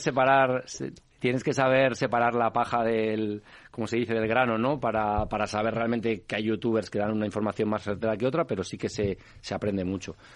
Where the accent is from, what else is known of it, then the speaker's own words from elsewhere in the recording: Madrid, Community of Madrid, Spain; yo soy ramireño del Ramiro de Maestu